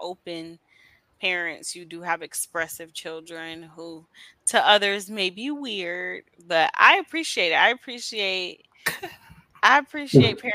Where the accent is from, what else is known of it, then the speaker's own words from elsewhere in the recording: New York, United States; I grew up in New York